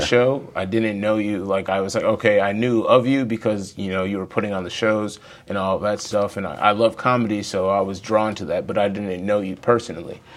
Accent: Wisconsin, United States; I'm from Wisconsin

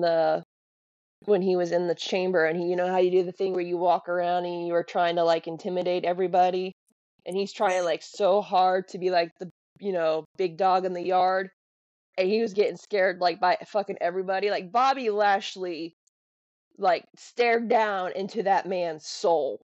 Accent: Florida, United States; growing up in Florida, you're surrounded by things that try to kill you on a constant basis

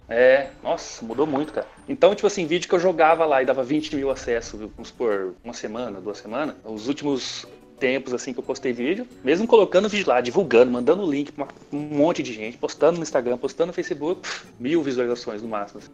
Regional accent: Ourinhos, São Paulo, Brazil

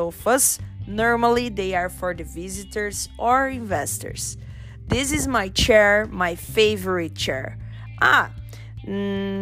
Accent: Brazil; I'm from Brazil.

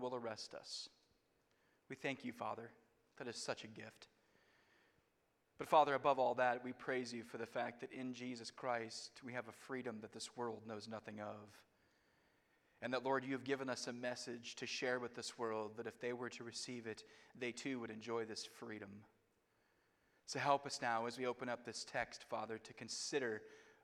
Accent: United States; I grew up in America

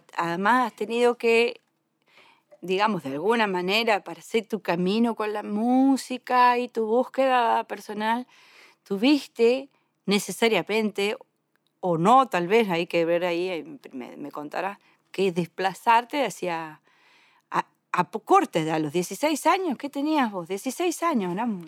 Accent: Tortuguitas, Buenos Aires Province, Argentina; puedo decir que soy conurbanense porque desde esos dos años en adelante nunca me fui del pago

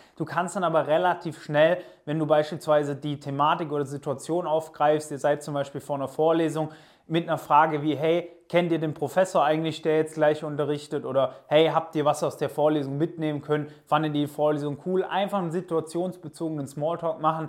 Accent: near Stuttgart, Baden-Württemberg, Germany; also born or lived in Pforzheim / Portugal; Ich komme aus der Nähe von Stuttgart.

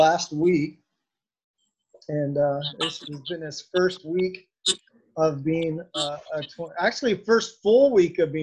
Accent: Portage, Indiana, United States; moved away; I'm from the Northwest region of Indiana

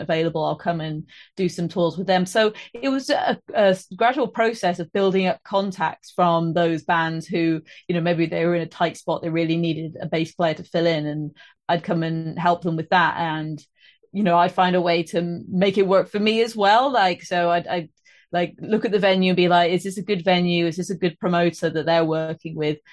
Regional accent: Trowbridge, South West England, United Kingdom; also born or lived in Bristol; now in Birmingham, United Kingdom; I live in Birmingham at the moment, but I'm from Trowbridge

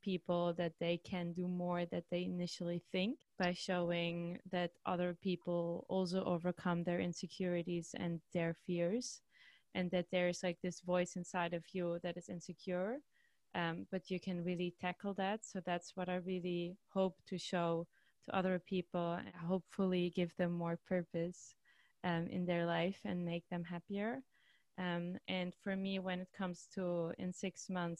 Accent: Austria; moved away as an adult; now in Amsterdam, Netherlands; I'm actually from Austria, so I didn't really speak Dutch at this point.

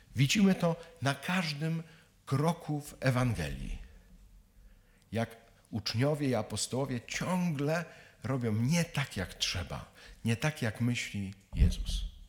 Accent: Kielce region, Świętokrzyskie Voivodeship, Poland; jestem z Kieleckiego, czyli z krainy latających scyzoryków

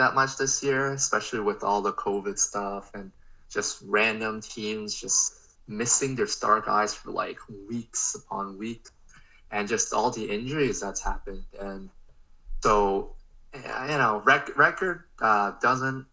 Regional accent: Canada; we're Canadian

